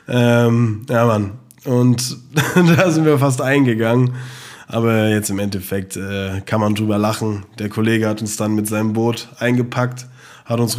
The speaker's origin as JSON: {"language": "German", "country": "Germany", "said": "yeah, no worries, ich bin Deutscher."}